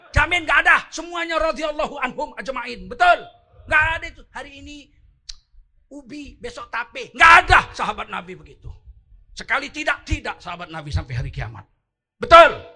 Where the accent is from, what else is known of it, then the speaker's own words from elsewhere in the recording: Medan, North Sumatra, Indonesia; Soal gayanya saya tengkurukan yang keras begini saya orang Medan. Orang Medan kan memang begini, Bib. Kami orang Medan begini, tak senang kau.